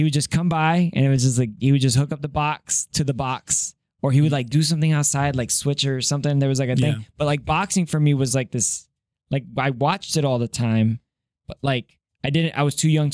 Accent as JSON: {"language": "English", "town": "Miami", "region": "Florida", "country": "United States", "tie": "born or raised there", "also_born_or_lived": "Colombia", "said": "I grew up in Miami."}